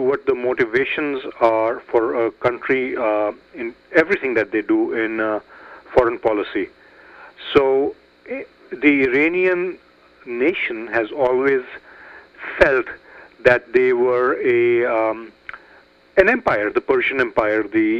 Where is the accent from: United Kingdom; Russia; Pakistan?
Pakistan; now in United States; I was born in Pakistan. I'm an American, but I was born in Pakistan, and I have family there.